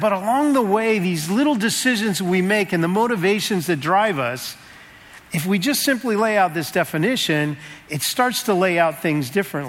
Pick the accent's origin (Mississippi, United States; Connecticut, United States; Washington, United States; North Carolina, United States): Washington, United States; Seattle; moved away; So I'm from Seattle. I just moved here about a month ago.